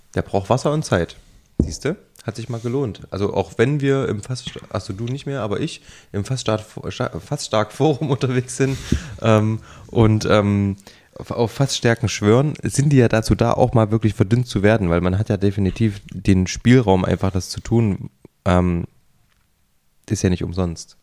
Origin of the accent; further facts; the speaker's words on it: Jena, Thuringia, Germany; moved away; ich komme ja ursprünglich aus Jena